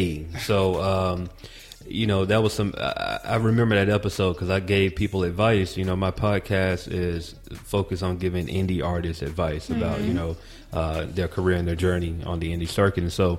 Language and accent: English; Atlanta, Georgia, United States; born there; Well, I was born in Atlanta, man, but I came back to Atlanta for college, and so I've been there since 2002.